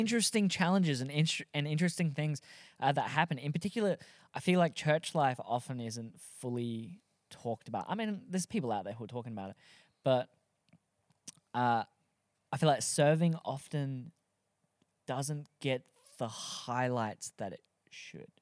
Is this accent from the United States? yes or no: no; Australia; also born or lived in Adelaide, South Australia; we're all Aussie, if you can't tell by the thick accent